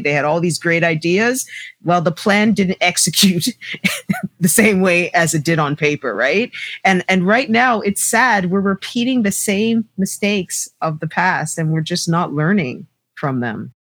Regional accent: Toronto, Ontario, Canada; I grew up in Scarborough

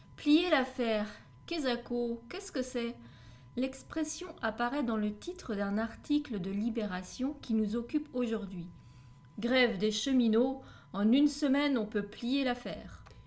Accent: France; je suis française

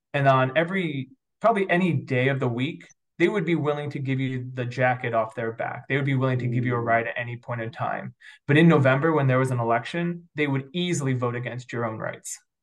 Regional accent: New York, United States; now in St. Louis, United States; I grew up probably predominantly in the East Coast um, on the border of upstate New York and northern Pennsylvania. So if you guys know where Watkins Glen or Ithaca, New York is, that's kind of the counties that I got

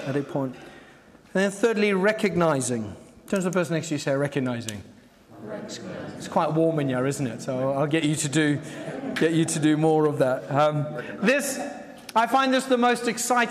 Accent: Zimbabwe; I grew up in Zimbabwe

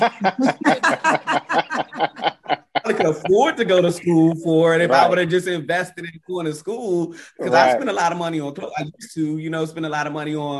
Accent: Washington, District of Columbia, United States; I grew up, born and raised in Northwest DC

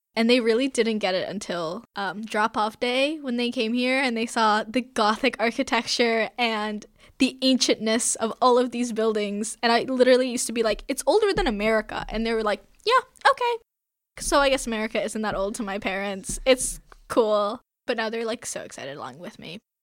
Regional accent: West Palm Beach, Florida, United States; I'm from West Palm Beach, Florida

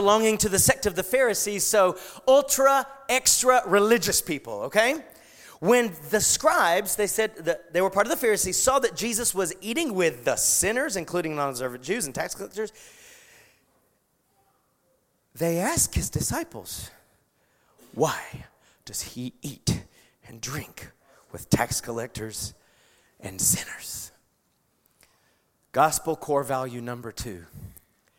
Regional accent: United States; I'm proud to be an American, and I will always be, and I've lived in a foreign country.

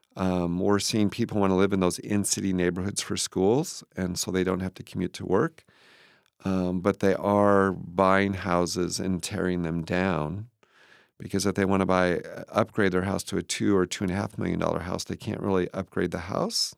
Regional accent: Moses Lake, Washington, United States; also born or lived in Kent, Washington; I was born in Moses Lake.

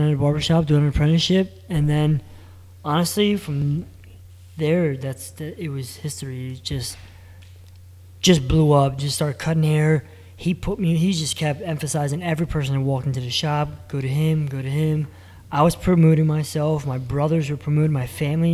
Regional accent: Bristol, Pennsylvania, United States; I grew up in Bristol Borough

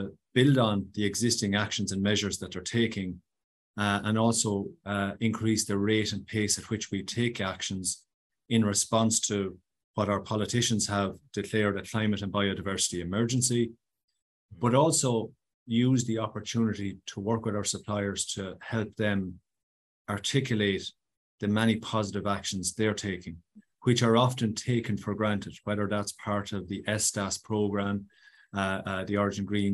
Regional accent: Loughmore-Castleiney, Tipperary, Munster, Ireland; I'm a proud Tipperary man from a great parish in mid-Tip called Lochmore Castellini, nestled nicely between Templemore and Thurles.

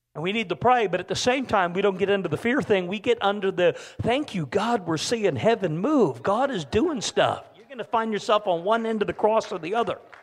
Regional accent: Canada; I'm a Canadian

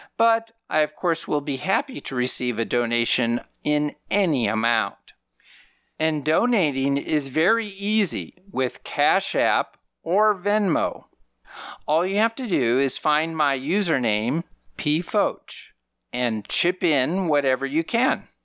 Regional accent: Minnesota, United States; I grew up in Minnesota

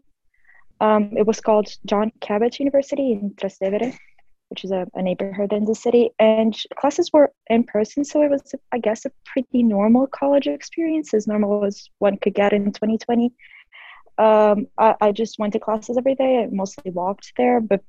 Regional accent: Rio de Janeiro, Brazil; moved away as an adult; I'm a freshman from Rio in Brazil.

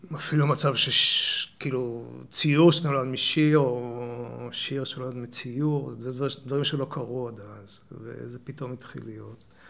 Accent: Ramat Gan, Tel Aviv District, Israel; moved away as an adult; also born or lived in London; now in Neve Monosson, Israel; במקור נולדתי ברמת גן. אוקיי. אבל, אה, אבל שם גדלתי עד הצבא

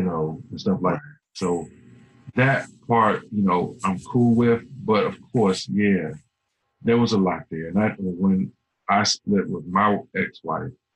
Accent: Alexandria, Virginia, United States; I grew up in Alexandria

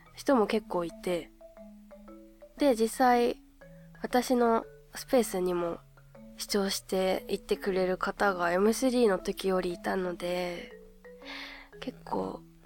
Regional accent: Hokkaido, Japan; 地元の北海道

